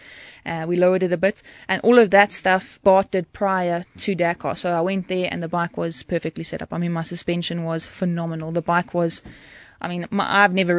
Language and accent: English; Durban, KwaZulu-Natal, South Africa; I'm from Durban